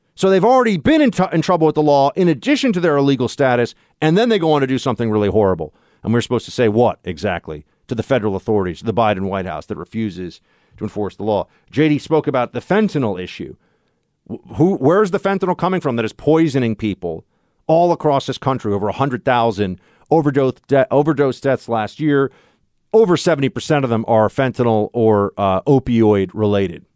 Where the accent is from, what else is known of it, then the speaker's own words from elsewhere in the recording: New York, United States; here in New York, my home state